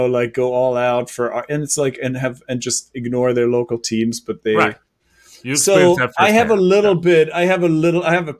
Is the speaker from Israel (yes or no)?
no; Germany; now in New York, United States; I'm from Germany